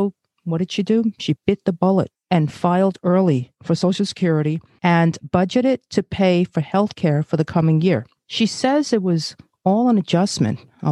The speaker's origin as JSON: {"language": "English", "town": "New York City", "region": "New York", "country": "United States", "tie": "born or raised there", "also_born_or_lived": "Brazil", "said": "I'm Asian, born in Brazil, and grew up in Flatbush, Brooklyn"}